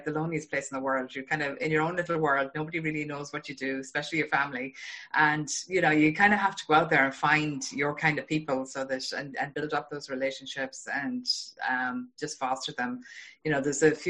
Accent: Ireland; now in Boston, United States; I'm from Ireland. Yeah. Yeah. I live in Boston

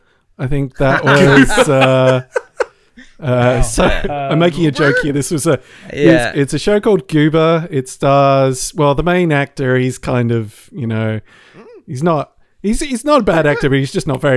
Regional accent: Australia

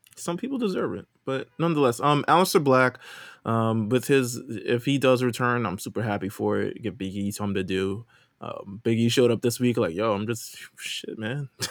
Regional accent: New York, United States; I'm from New York

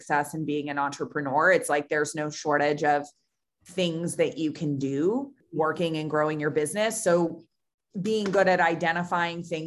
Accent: Lancaster, Pennsylvania, United States; moved away as an adult; also born or lived in Pittsburgh, Pennsylvania / Chicago; I grew up in Lancaster, Pennsylvania.

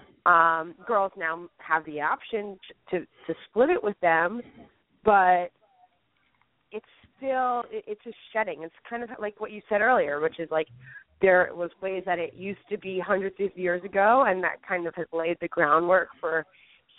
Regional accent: New York City, New York, United States; I'm a New Yorker

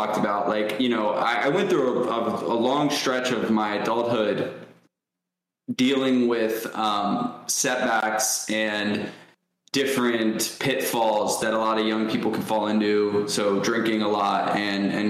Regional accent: Ohio, United States; also born or lived in New York; I grew up in New York till the age of 6 and then moved to Ohio.

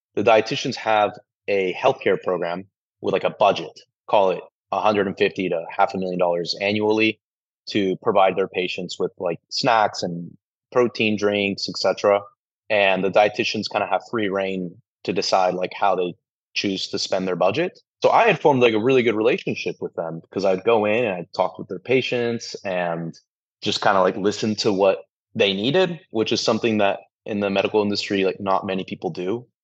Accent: San Antonio, Texas, United States; we are both from San Antonio, Texas

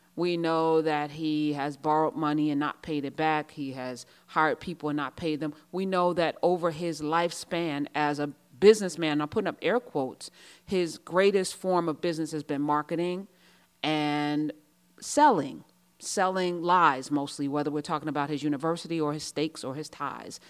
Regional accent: United States; I'm American, true and true

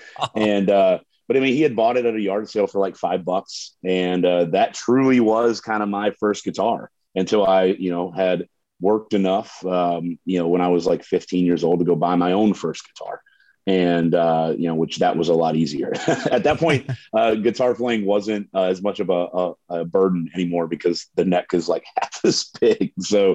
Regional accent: Suwanee, Georgia, United States; moved away as an adult; now in Nashville, United States; Growing up in Swanee, Georgia, I mean, it to me was really kind of the perfect place to be raised.

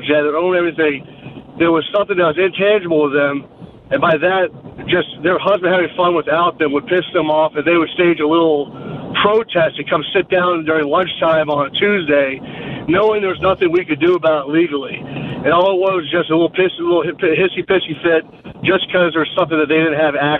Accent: Virginia, United States; I grew up in Virginia

